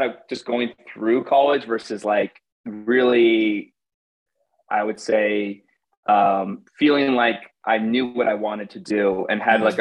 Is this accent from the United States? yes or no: yes; Connecticut, United States; now in New York City, United States; I'm born and raised in Connecticut, but I live in New York City now.